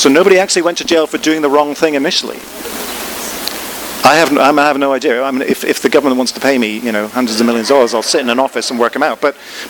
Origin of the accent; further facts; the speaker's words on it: Ireland; So I was brought up in Ireland in the Protestant tradition, pretty much.